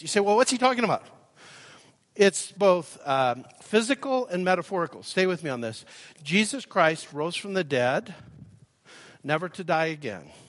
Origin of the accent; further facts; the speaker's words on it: Calgary, Alberta, Canada; moved away as an adult; now in Nashville, United States; I live in Nashville now. I grew up in Calgary. I'm claiming my birthright. I was born at the Holy Cross Hospital and uh, lived here till I was uh, 36.